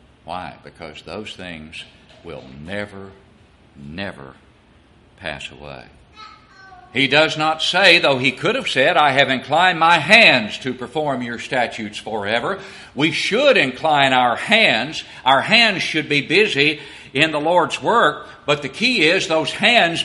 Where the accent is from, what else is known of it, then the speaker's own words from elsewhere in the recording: Smithfield, Tennessee, United States; my hometown of Smithfield